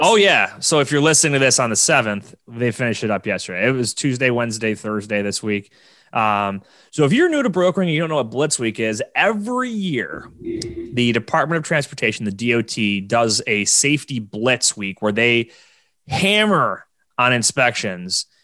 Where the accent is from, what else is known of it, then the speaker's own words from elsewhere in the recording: Buffalo, New York, United States; my hometown of Buffalo, New York